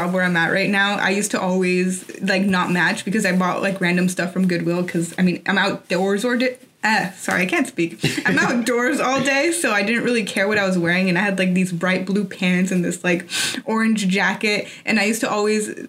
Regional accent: Tampico, Tamaulipas, Mexico; moved away; also born or lived in Arizona; I'm from Tampico, so that's like right next to the Gulf of Mexico

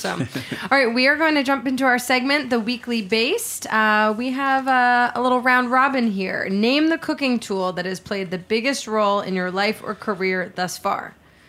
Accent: New York, United States; I grew up on the Upper West Side here in New York

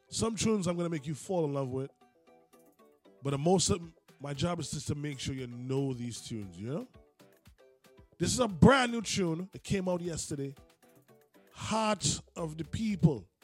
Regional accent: Trinidad & Tobago; I am from Trinidad and Tobago.

